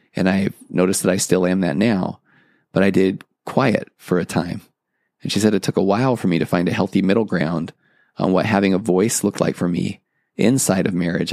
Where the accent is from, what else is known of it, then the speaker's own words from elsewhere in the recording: Tennessee, United States; moved away; I'm originally from Tennessee